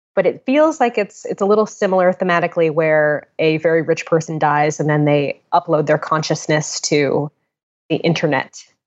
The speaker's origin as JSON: {"language": "English", "town": "West Hartford", "region": "Connecticut", "country": "United States", "tie": "born or raised there", "said": "I live in, I grew up in West Hartford, Connecticut."}